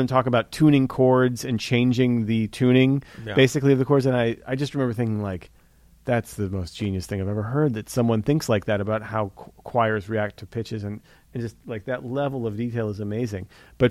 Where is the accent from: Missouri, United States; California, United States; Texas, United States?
Missouri, United States; St. Louis; we're from St. Louis